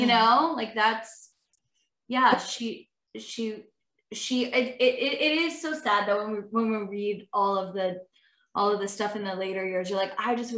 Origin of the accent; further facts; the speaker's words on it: Owen Sound, Ontario, Canada; Jenny and I are from the country. We're from Owen Sound.